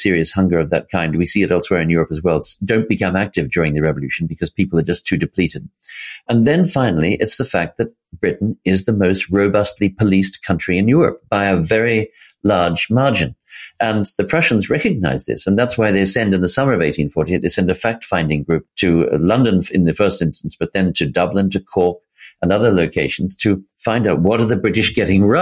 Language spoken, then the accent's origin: English; Sydney, New South Wales, Australia; down in Australia, where I come from. I come from Sydney